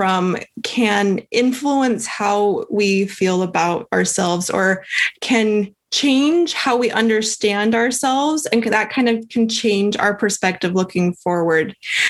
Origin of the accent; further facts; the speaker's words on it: Calgary, Alberta, Canada; born there; I was born in Calgary.